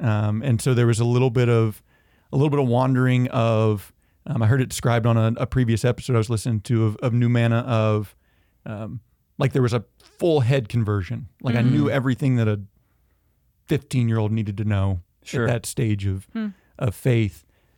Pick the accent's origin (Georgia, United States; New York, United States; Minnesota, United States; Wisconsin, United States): Georgia, United States; also born or lived in Tennessee; I'm originally from Georgia. And Northeast Tennessee, went back and forth.